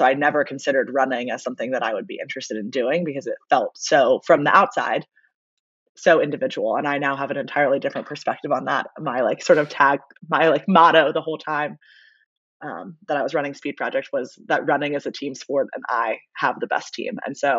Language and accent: English; Baltimore, Maryland, United States; moved away as an adult; also born or lived in Virginia; now in New Orleans, United States; I grew up in Baltimore. And then went to University of Virginia. I played club lacrosse there and started running marathons in college. And then moved down to New Orleans after college